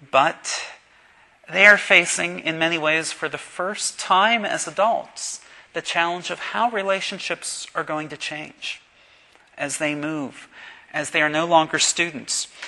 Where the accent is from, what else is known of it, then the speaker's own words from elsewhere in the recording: Pittsburgh, Pennsylvania, United States; This past week, I made a very important trip to my hometown of Pittsburgh.